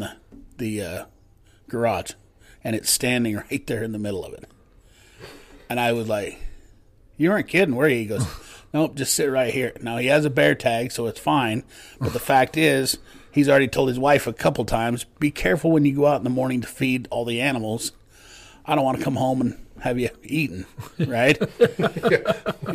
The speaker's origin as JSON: {"language": "English", "town": "Preston", "region": "Idaho", "country": "United States", "moved": "yes", "said": "I'm from Idaho, which is I'm actually from Preston, where they did that Napoleon Dynamite movie"}